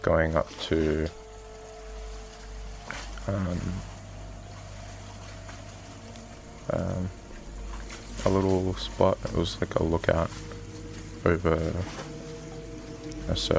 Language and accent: English; Gerringong, New South Wales, Australia; I'm from Australia, a little town called Gerringong, 2 hours south of Sydney